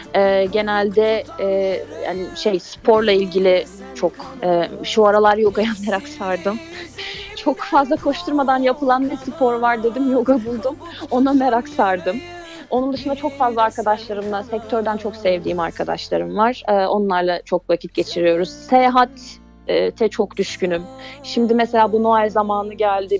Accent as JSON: {"language": "Turkish", "region": "Mediterranean Region", "country": "Turkey", "also_born_or_lived": "Mersin", "said": "Ben Akdenizliyim."}